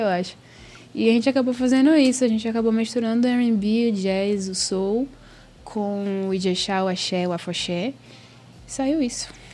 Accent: Salvador, Bahia, Brazil; moved away as an adult; Eu era de Salvador, sempre fui de Salvador, nasci e fui criada em Salvador

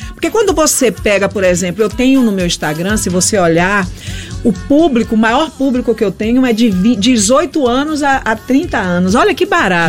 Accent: Salvador, Bahia, Brazil; eu nasci no Bonfim, ali nas mediações

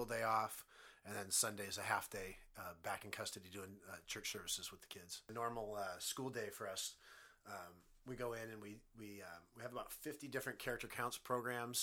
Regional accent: Turlock, California, United States; now in Modesto, United States; I was born in Turlock, California in 1977

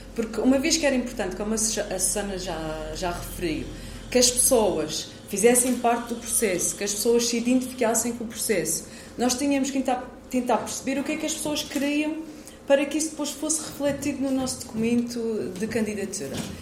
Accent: Portugal; enquanto portuguesa

